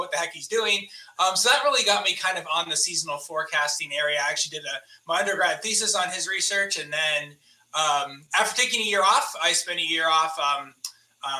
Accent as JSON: {"language": "English", "town": "Plymouth", "region": "Massachusetts", "country": "United States", "tie": "born or raised there", "said": "growing up in Massachusetts, we don't get a ton of hurricanes"}